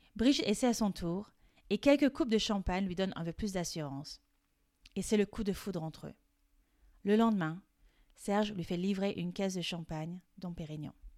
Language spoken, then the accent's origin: French; France; Je suis française et coach de français